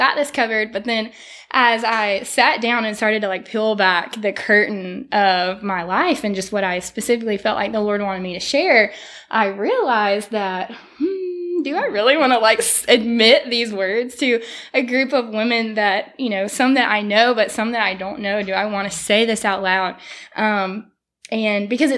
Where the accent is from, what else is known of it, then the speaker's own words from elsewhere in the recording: Tupelo, Mississippi, United States; moved away as an adult; also born or lived in Starkville, Mississippi; now in Fairhope, United States; we were from Tupelo before that. So we're very thankful to really have three places that feel like home